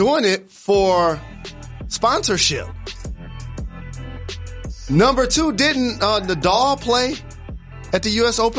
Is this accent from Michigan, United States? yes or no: yes; Detroit, Michigan, United States; I'm from Detroit, of course.